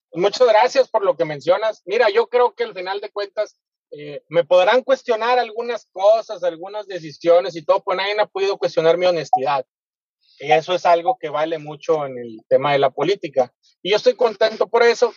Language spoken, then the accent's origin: Spanish; Mexico